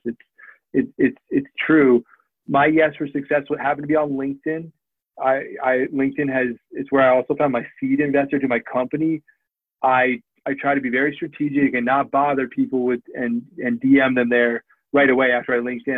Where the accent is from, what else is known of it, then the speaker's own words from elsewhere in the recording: United States; moved away as an adult; also born or lived in Cleveland; I grew up a Redskins fan, so it was covering my hometown teams